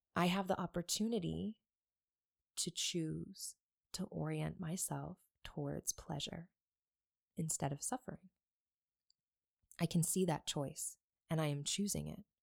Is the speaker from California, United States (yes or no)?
no; Buffalo, New York, United States; I grew up in Buffalo, New York